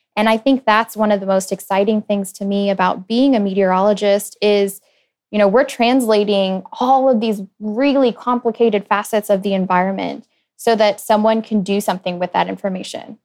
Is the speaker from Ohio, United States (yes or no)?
no; Dallas, Texas, United States; also born or lived in Lincoln, Nebraska; I grew up in Dallas